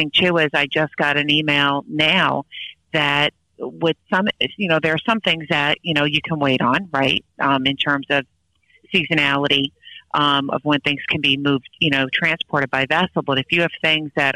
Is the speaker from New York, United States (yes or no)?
yes; Long Island, New York, United States; Ever since I was a little kid, I grew up on Long Island.